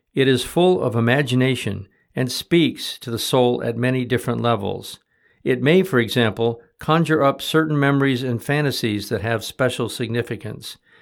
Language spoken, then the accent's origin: English; Michigan, United States; growing up in Michigan in the sixties